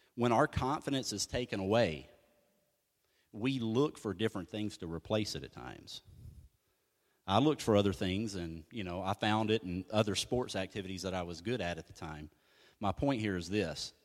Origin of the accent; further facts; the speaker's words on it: United States; I'm American